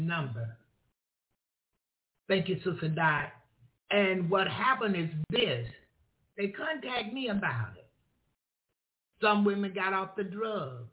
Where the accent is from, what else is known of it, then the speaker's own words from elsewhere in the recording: Florida, United States; I'm from Florida. And I come from an area where everything, basically, sometimes it appeared everything was a joke